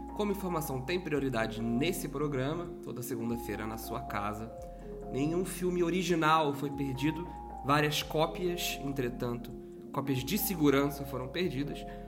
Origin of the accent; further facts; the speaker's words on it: Minas Gerais, Brazil; also born or lived in Rio de Janeiro; now in São Paulo, Brazil; eu que sou mineiro